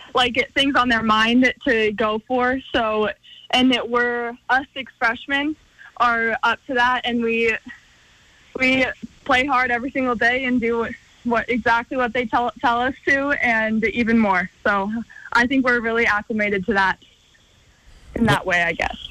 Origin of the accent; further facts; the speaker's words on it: Missoula, Montana, United States; my hometown